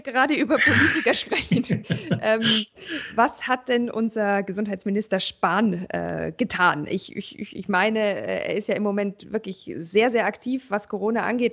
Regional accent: Germany; bei uns in Deutschland

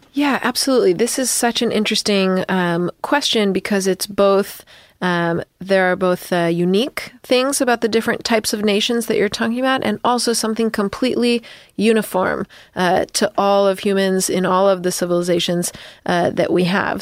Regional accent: United States; as an American

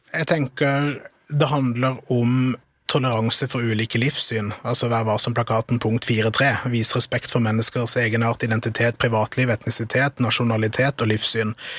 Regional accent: Kristiansand, Agder, Norway; Jeg kommer jo fra Kristiansand og er oppvokst

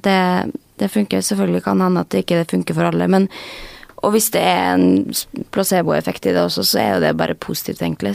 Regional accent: Molde, Møre og Romsdal, Norway; now in Oslo, Norway; jeg er jo fra Molde

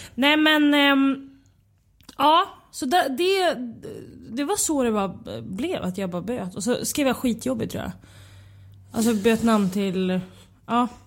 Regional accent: Västerås, Västmanland, Sweden; moved away; Jag är från Västerås

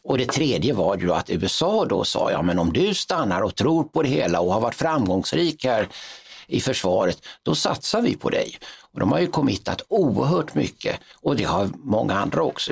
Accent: Sweden; som svensk officer

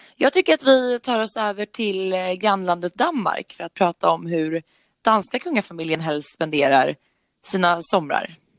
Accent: Nora, Örebro County, Sweden; Jag är uppvuxen i Nora som ligger norr om Örebro

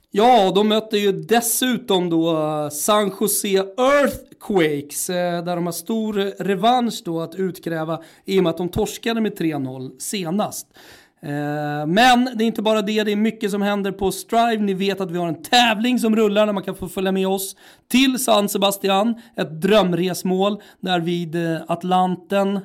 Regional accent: Rönninge, Stockholm County, Sweden; also born or lived in Florence / Lund

